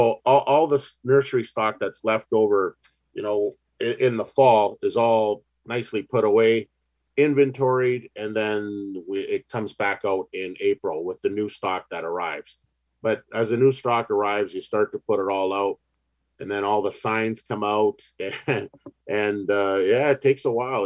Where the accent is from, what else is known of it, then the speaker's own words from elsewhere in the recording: Ontario, Canada; we're growing up in Ontario